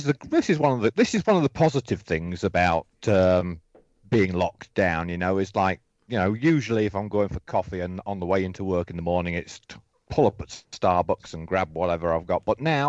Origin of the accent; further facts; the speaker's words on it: Mablethorpe, East Midlands, United Kingdom; Yeah, and I was born and bred in Lincolnshire, Mablethorpe in Lincolnshire, and that's on the east coast.